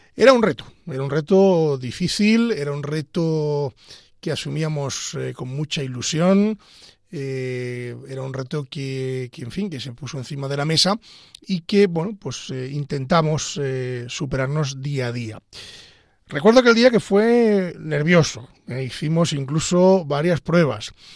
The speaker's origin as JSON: {"language": "Spanish", "town": "Pedro Bernardo", "region": "Castile and León", "country": "Spain", "said": "soy abogado de Ávila, concretamente de Pedro Bernardo"}